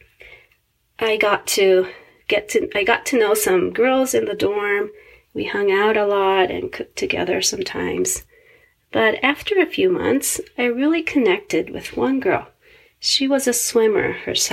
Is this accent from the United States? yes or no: no; Japan; Growing up in Japan in a Christian church